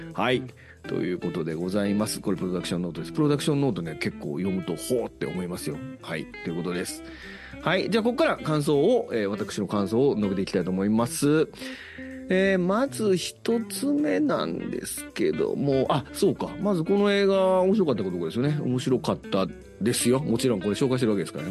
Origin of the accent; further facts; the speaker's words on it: Osaka, Japan; accent: Osaka dialect; 僕は大阪弁を喋ってるんですけど